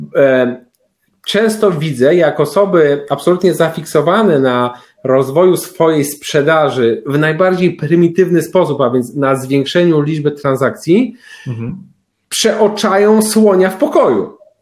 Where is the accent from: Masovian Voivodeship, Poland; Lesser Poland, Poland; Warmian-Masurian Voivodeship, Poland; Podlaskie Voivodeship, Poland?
Masovian Voivodeship, Poland; Pruszków; pierwsze lata swojego życia spędziłem w Pruszkowie